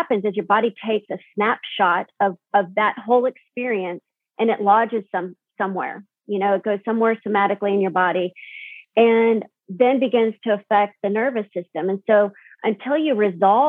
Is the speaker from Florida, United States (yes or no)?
no; Tucson, Arizona, United States; I grew up in South Tucson, multicultural streets